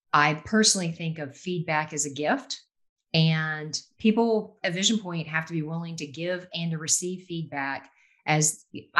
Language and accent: English; North Carolina, United States; I'm primarily from North Carolina. I went to school here all the way up through college, UNC Chapel Hill